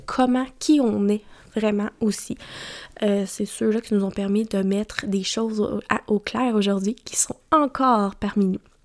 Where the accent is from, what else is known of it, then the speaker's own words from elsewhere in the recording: Mauricie, Quebec, Canada; J'ai grandi en Mauricie